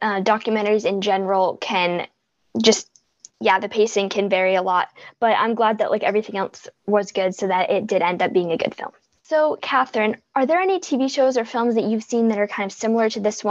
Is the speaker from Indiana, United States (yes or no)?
no; Boston, Massachusetts, United States; from Boston, and you are listening to Kids First Coming Attractions.